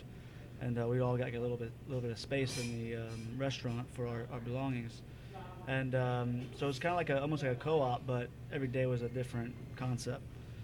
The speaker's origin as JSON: {"language": "English", "town": "Cincinnati", "region": "Ohio", "country": "United States", "moved": "yes", "lives_now": "San Francisco, United States", "said": "Originally from Cincinnati, Ohio"}